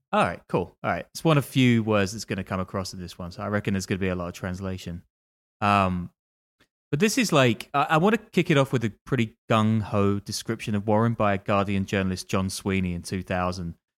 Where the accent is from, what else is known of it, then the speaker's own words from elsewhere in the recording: London, United Kingdom; I'm from London